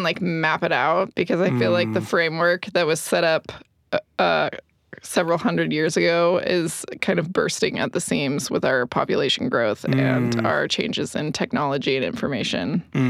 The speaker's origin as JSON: {"language": "English", "area": "Orange County", "region": "California", "country": "United States", "tie": "born or raised there", "moved": "as an adult", "lives_now": "Salt Lake City, United States", "said": "I grew up in Orange County, California. I'm not originally from Salt Lake"}